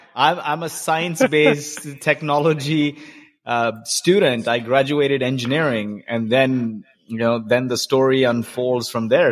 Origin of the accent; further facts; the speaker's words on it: Kuwait; I grew up in Kuwait